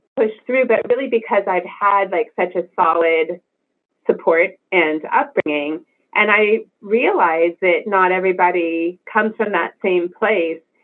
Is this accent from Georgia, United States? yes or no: no; California, United States; I'm from California, we had Price Club